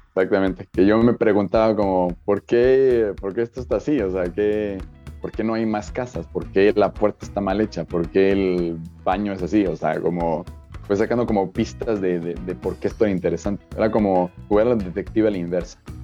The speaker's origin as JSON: {"language": "Spanish", "country": "Mexico", "said": "yo soy mexicano"}